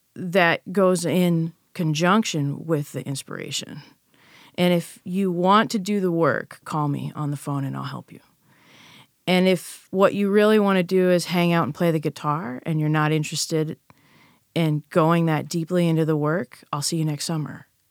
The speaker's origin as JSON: {"language": "English", "country": "United States", "tie": "born or raised there", "said": "I'm an American and I've grown up here"}